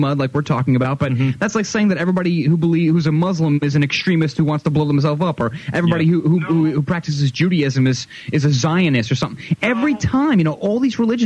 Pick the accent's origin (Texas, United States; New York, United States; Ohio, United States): New York, United States; also born or lived in Connecticut; We're from New York.